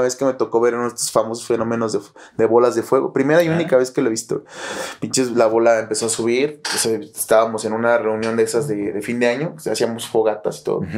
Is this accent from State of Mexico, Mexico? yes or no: yes; Toluca, State of Mexico, Mexico; also born or lived in Nayarit; Cuando nosotros llegamos a vivir aquí a Toluca, yo, yo nací en Nayarit, pero eh, llevamos casi 30 años, 27 años viviendo aquí. Yo llegué tres años, soy toluco de corazón.